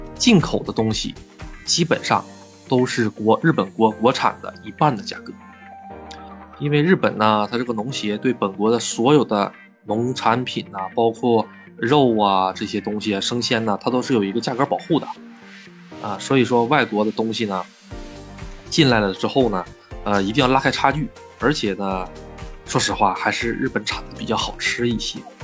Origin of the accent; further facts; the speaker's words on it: China; now in Japan; 作为一个中国人，那么喜欢喝羊汤